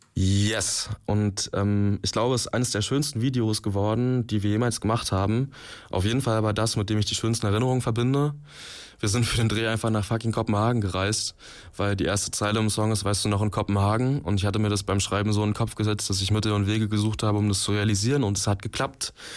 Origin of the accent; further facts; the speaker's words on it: Magdeburg, Saxony-Anhalt, Germany; in Magdeburg, wo ich herkomme